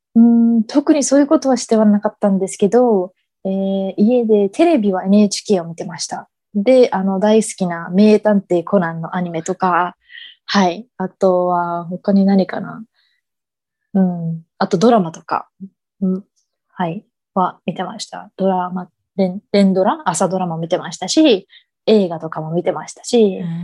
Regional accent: Dallas, Texas, United States; moved away as an adult; now in Japan; 自分が生まれ育ったテキサスのダラスにいました。

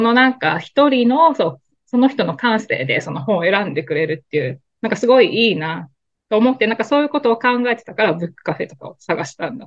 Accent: Kobe, Hyogo, Japan; also born or lived in Tokyo; now in New York, United States; 私神戸なんですけどね、実家が

